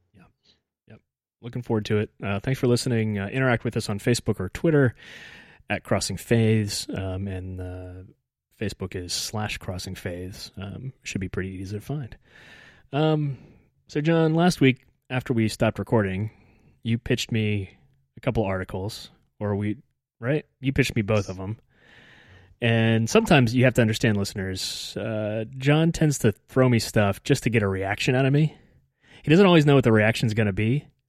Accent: United States; as an American

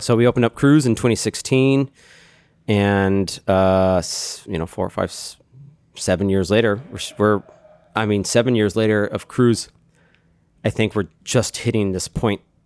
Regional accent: Austin, Texas, United States; moved away as an adult; now in Chicago, United States; I'm from Texas, Austin, Texas.

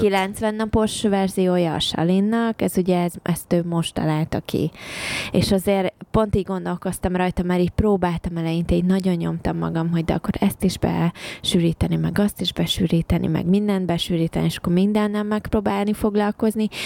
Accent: Hungary; moved away as an adult; also born or lived in England; now in United Kingdom

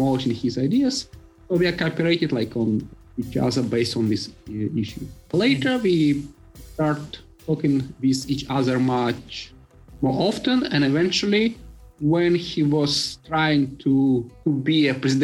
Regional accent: Siberia, Russia; moved away as an adult; now in Buenos Aires, Argentina; I am from Siberia myself

